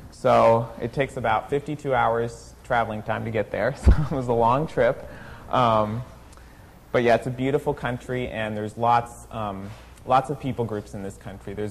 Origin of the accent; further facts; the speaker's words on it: Mexico; moved away as an adult; now in United States; And um, I grew up in Mexico. I was there my whole life, and um, I graduated high school right before we left